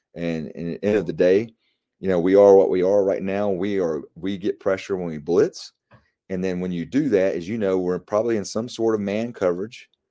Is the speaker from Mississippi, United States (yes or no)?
no; Apex, North Carolina, United States; here in my hometown of Apex